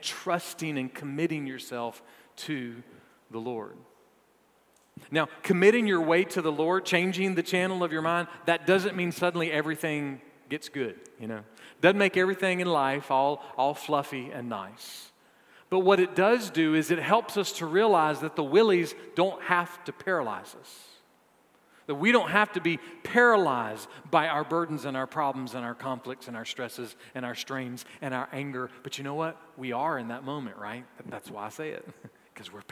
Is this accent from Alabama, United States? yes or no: no; Augusta, Georgia, United States; I was born on May 26, 1972, at University Hospital in Augusta, Georgia